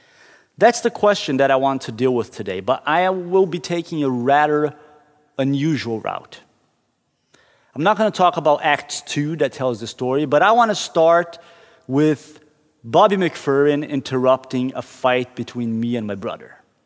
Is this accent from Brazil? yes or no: yes; Curitiba, Paraná, Brazil; We were driving through downtown Curitiba, the city I grew up in Brazil.